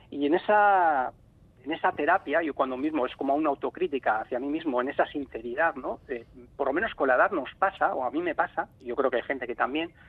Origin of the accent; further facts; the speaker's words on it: Ordizia, Basque Country, Spain; also born or lived in Vigo; Porque es verdad que nosotros emigramos, mis padres y, yo, yo tendría apenas tendría tres años y, vinimos aquí a Ordicia